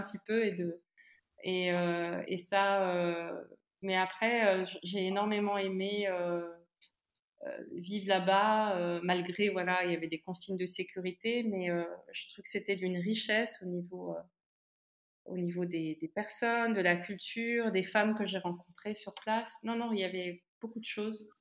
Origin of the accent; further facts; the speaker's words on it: Montargis, Centre-Val de Loire, France; moved away as an adult; also born or lived in Nigeria; now in Brussels, Belgium; je viens alors à Milly, Montargis, c'est près d'Orléans. voilà, la région centre.